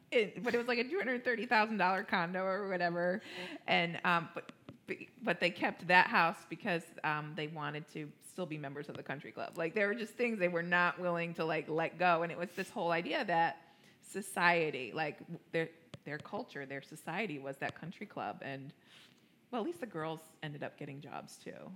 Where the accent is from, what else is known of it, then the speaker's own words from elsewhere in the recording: New York, United States; now in Cincinnati, United States; I'm a New Yorker